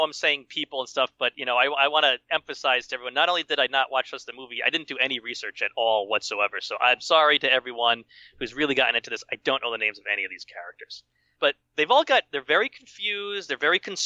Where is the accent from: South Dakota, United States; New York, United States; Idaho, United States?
New York, United States; Mamaroneck; moved away; also born or lived in Eau Claire, Wisconsin; Kevin and Matt Dillon grew up in my hometown, went to my high school